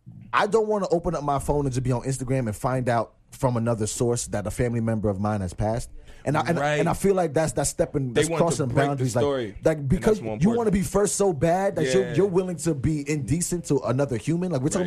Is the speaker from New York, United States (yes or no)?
yes; New York, United States; I'm also a New Yorker